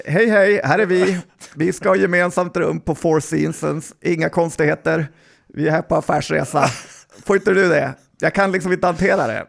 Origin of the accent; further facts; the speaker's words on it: Västerbotten County, Sweden; som västerbottning